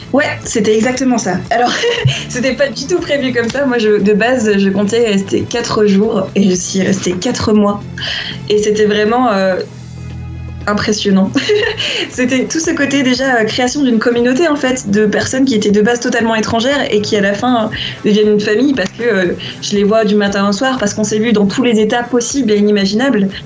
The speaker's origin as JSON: {"language": "French", "country": "Réunion", "also_born_or_lived": "Lyon / Japan", "moved": "yes", "lives_now": "Guatemala", "said": "je viens d'une île"}